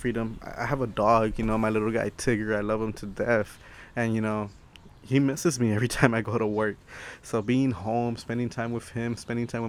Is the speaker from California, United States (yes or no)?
yes; Los Angeles, California, United States; I'm from Los Angeles, California